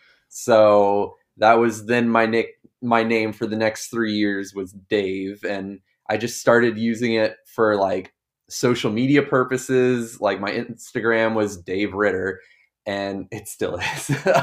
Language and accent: English; Daytona Beach, Florida, United States; also born or lived in Gainesville; I'm from Daytona Beach, actually.